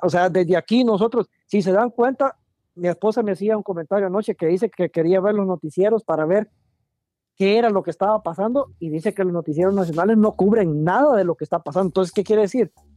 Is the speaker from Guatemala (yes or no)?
yes; Guatemala; como guatemalteco